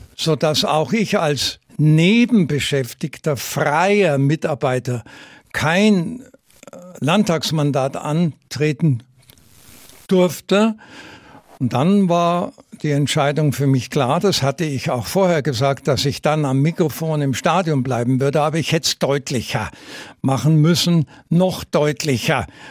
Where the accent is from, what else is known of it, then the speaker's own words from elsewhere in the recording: Munich, Bavaria, Germany; dort wo ich als Kind am Oberwiesenfeld immer Fußball gespielt hatte